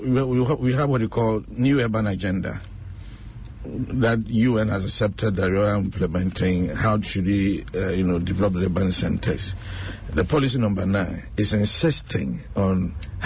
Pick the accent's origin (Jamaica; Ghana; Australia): Ghana; Sita, Ashanti; now in Accra, Ghana; if you are living in my hometown, in Sita, in Ashanti region